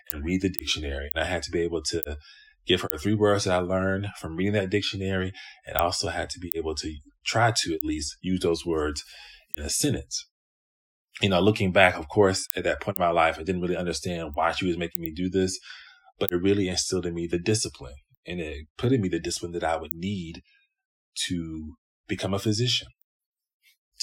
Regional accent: Greenville, South Carolina, United States; now in Cincinnati, United States; I grew up in Greenville, South Carolina

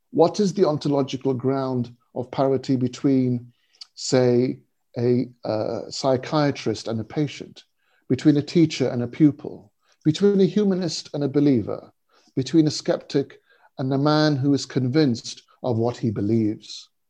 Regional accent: India; I was born in India. Uh, I still have very strong and clear memories of, of my early childhood there, and returning many times uh, uh in the intervening years.

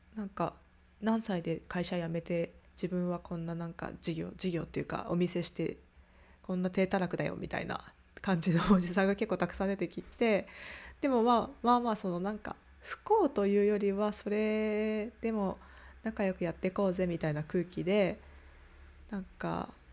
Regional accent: Japan; moved away as an adult; 私はその外に出ていた側だったのであの今地元に帰ってきてる

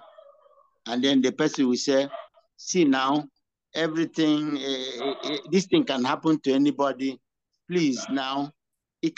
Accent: Igbo, Igboland, Nigeria

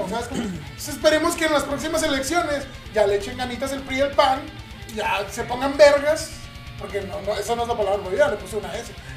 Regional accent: Cancún, Quintana Roo, Mexico; moved away; also born or lived in Veracruz; Nací en, Veracruz y me crié en Cancún

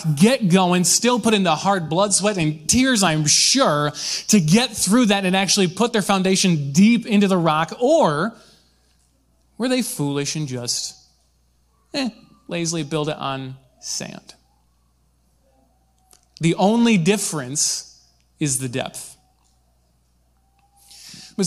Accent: Michigan, United States; I grew up in Michigan. We have beautiful white sandy beaches

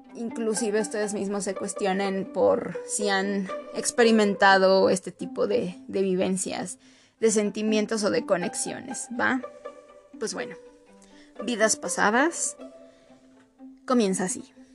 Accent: Mexico; para nosotros como mexicanos

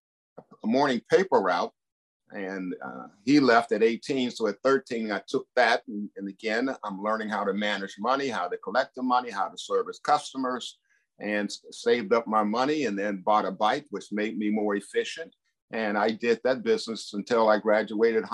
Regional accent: Duquesne, Pennsylvania, United States; I and my eight brothers and sisters were raised, educated in Duquesne, Pennsylvania

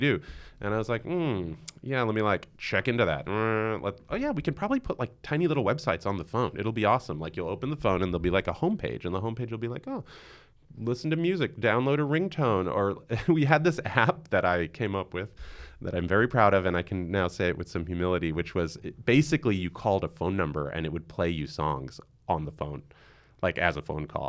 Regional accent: New York City, New York, United States; I'm born and raised in Queens, and I still live in Queens in Long Island City

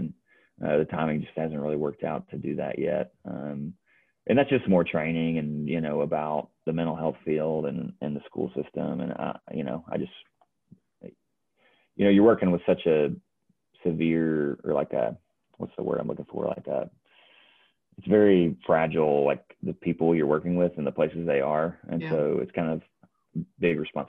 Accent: North Alabama, United States; moved away as an adult; now in Johnson City, United States; I'm from North Alabama

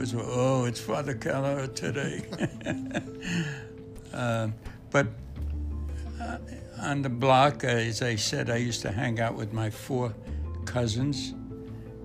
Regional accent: Brooklyn, New York, United States; I grew up in Brooklyn, Bensonhurst

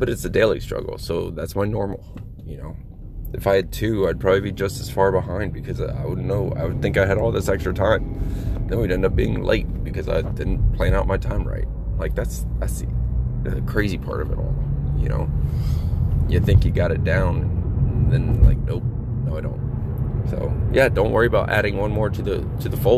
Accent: Florida, United States; I used to go all the time, growing up in Florida

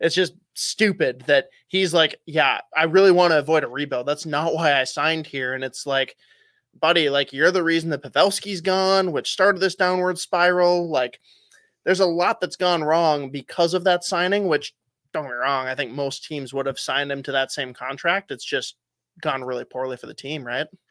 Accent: United States; being an American

